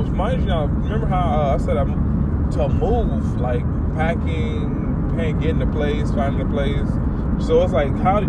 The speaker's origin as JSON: {"language": "English", "town": "Atlanta", "region": "Georgia", "country": "United States", "said": "I came here last year. I'm from Atlanta."}